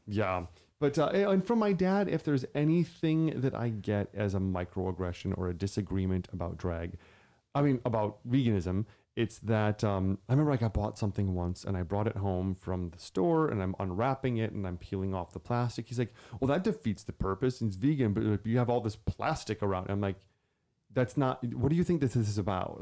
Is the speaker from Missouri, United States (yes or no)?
no; Wisconsin, United States; I'm from Wisconsin